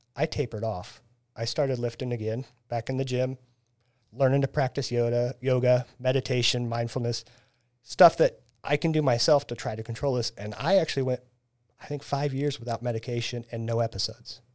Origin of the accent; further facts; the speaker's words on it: Taylorville, Illinois, United States; moved away as an adult; now in Springfield, United States; I was born and raised in Taylorville